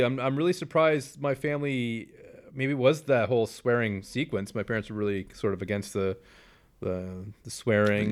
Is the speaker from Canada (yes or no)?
yes; Canada; we are Canadian